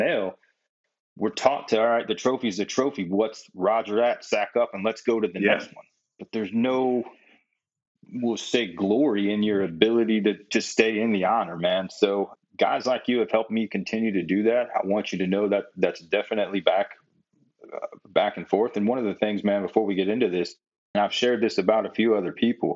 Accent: Midwest, United States; growing up in the Midwest, it was always competition.

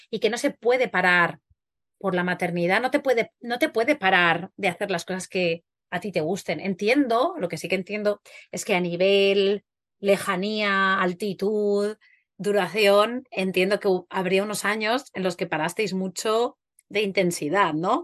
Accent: Huesca, Aragon, Spain; soy de Huesca

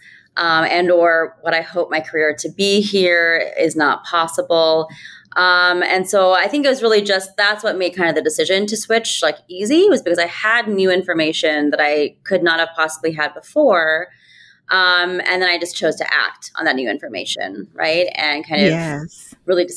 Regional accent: rural Ohio, United States; moved away as an adult; also born or lived in New York City; I grew up in rural Ohio, a kid of immigrants, Indian immigrants

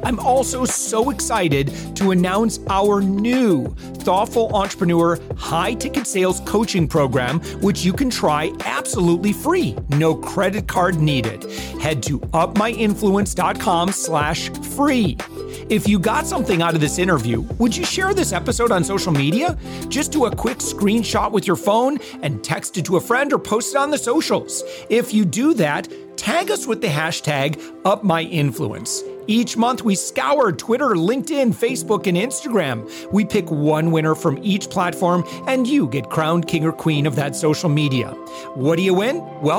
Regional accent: Michigan, United States; folks from the Midwest, which I'm from, you know, like I said, I'm from West Michigan.

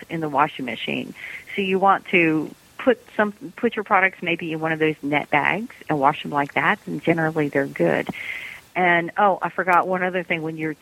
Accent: United States; as an American

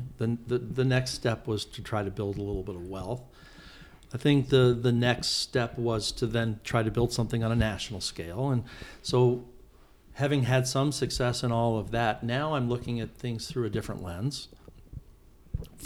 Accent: Kansas City, Missouri, United States; now in Arizona, United States; I really enjoyed growing up there

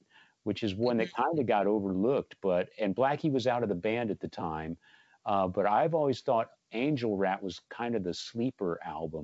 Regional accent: San Antonio, Texas, United States; Growing up in San Antonio

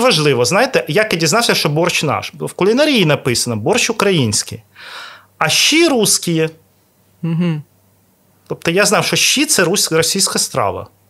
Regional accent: Odesa, Odesa Oblast, Ukraine; я народився в Одесі.

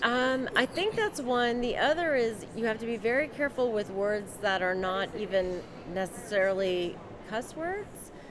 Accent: Northern Virginia, United States; now in Maryland, United States; I grew up in uh, Northern Virginia

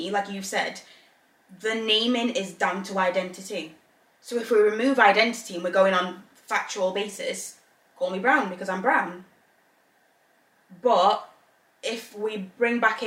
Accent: England, United Kingdom; moved away as an adult; also born or lived in Zambia; now in Northern Ireland; I was born in Zambia, grew up in England, now live in Northern Ireland.

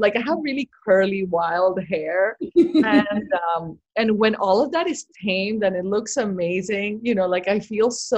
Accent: Barranquilla, Atlántico, Colombia; moved away; she grew up in my same town in Colombia. We're from Barranquilla

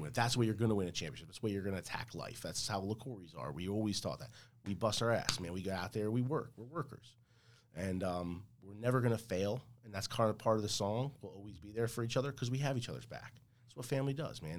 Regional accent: Port Reading, New Jersey, United States; also born or lived in Elizabeth, New Jersey; I grew up in Port Reading.

